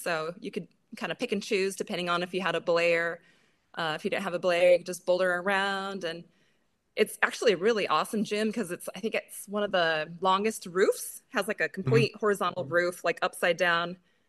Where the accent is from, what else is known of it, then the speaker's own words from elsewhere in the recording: Boise, Idaho, United States; also born or lived in Seattle; Pretty much. I grew up kind of outside of Boise on a farm. And then I did live in Seattle for just under a year.